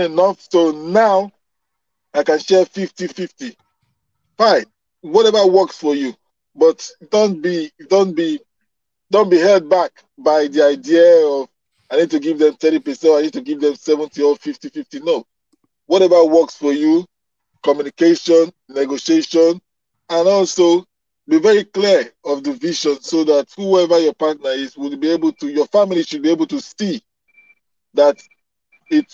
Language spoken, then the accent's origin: English; Nigeria; where I come from Nigeria